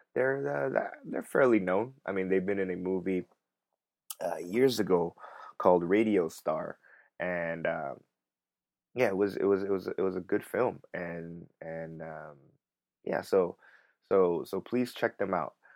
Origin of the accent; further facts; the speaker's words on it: Los Angeles, California, United States; moved away as an adult; now in Korea; I'm, I'm from Los Angeles